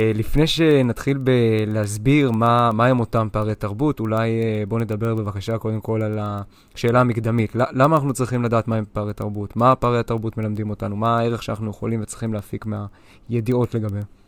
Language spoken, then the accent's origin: Hebrew; Israel; אנחנו ישראלים